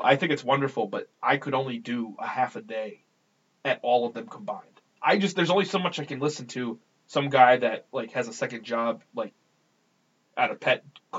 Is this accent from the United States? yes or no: yes; Gettysburg, Pennsylvania, United States; I'm from Gettysburg.